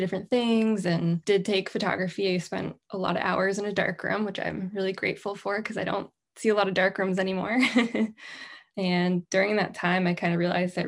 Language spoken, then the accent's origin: English; New Hampshire, United States; I grew up in New Hampshire, like my bio said, and I am kind of a diehard New Englander now